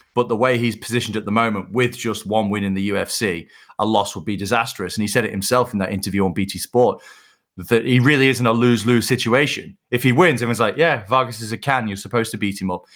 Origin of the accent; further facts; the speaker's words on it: United Kingdom; being a British fight fan